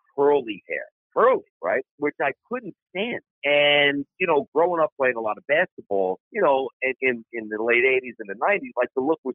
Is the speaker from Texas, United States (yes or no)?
no; New York City, New York, United States; I'm from Brooklyn